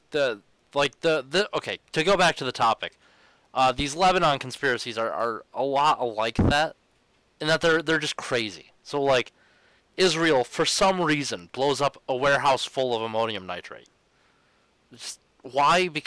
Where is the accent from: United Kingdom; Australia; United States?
Australia; New South Wales; I may have been born and raised in uh, uh, New South Wales